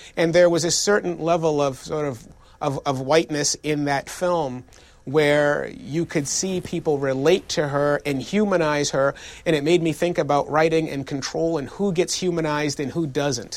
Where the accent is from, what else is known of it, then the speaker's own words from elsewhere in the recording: Boston, Massachusetts, United States; my family made growing up in Boston